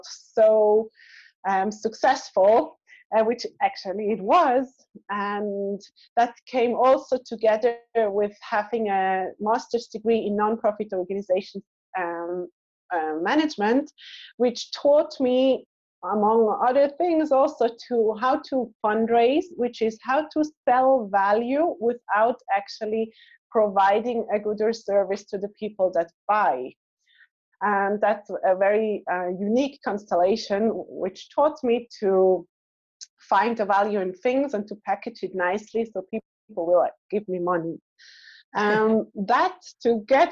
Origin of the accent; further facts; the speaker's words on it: Switzerland; moved away as an adult; also born or lived in Israel; I was born in Switzerland